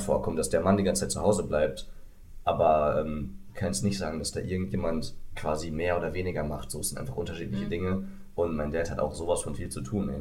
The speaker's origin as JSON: {"language": "German", "region": "West Germany", "country": "Germany", "said": "ich bin ja hier der Westteil des Ost-West-Konflikts"}